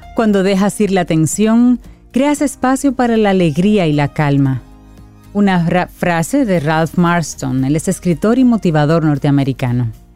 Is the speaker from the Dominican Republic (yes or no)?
yes; Dominican Republic; nosotros como dominicanos